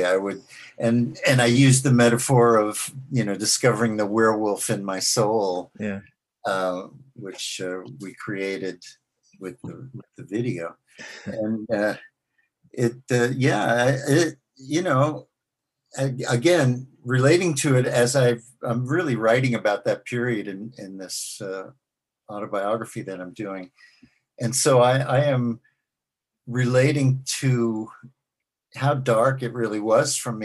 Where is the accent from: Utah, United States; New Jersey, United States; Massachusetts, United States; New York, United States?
New York, United States; New York City; I grew up in Forest Hills, New York, which is also the home of Michael Landon